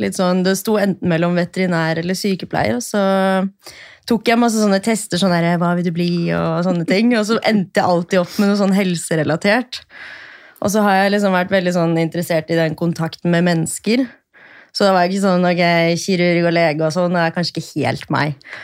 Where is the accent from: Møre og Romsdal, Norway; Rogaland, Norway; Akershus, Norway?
Akershus, Norway; Bærum; moved away as an adult; now in Oslo, Norway; jeg er fra Bærum